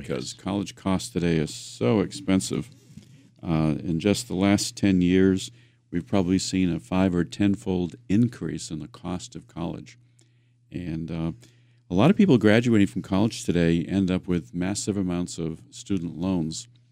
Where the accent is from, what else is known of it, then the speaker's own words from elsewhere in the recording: Worcester, Massachusetts, United States; I grew up in the Worcester area.